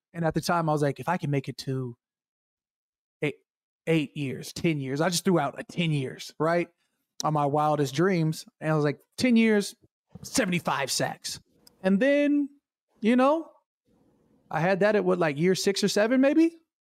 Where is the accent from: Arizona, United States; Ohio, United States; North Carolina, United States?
Arizona, United States; Chandler; moved away; also born or lived in Minnesota; I'm from Chandler, Arizona.